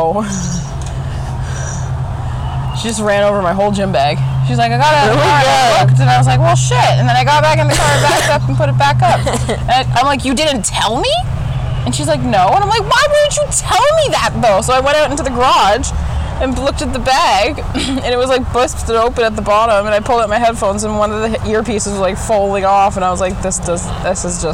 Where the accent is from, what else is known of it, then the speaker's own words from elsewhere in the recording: Canada; being a Canadian